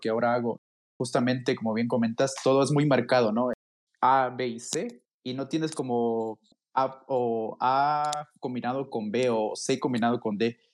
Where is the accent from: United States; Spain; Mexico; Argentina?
Mexico; yo soy mexicano